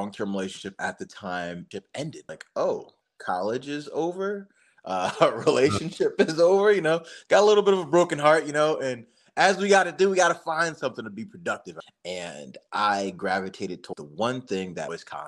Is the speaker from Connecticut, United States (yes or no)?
yes; Bridgeport, Connecticut, United States; I grew up in a place called Bridgeport, Connecticut. It's my hometown